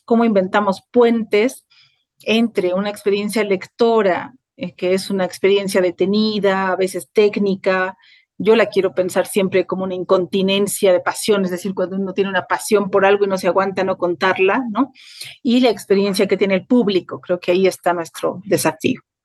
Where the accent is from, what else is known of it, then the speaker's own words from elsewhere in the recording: La Paz, Bolivia; also born or lived in Mexico; nací en La Paz, Bolivia. Ahí estudié mi licenciatura en literatura latinoamericana y ahí vivo desde 2005